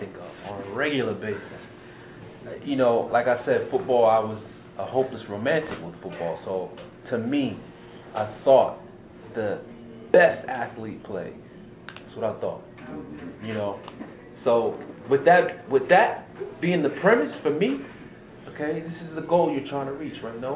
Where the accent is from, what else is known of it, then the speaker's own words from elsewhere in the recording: New York, United States; I grew up down the street